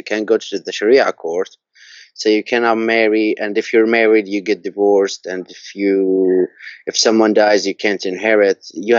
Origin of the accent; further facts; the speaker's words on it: Jordan; also born or lived in Georgia, United States; I was born in Georgia in the States, but we moved to Jordan when I was like 1 year old or two.